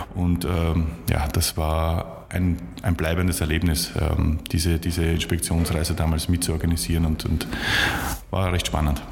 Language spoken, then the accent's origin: German; Vienna, Austria; moved away as an adult; also born or lived in Munich / Leipzig; die haben mich als, als Wiener sozusagen sehr schnell aufgenommen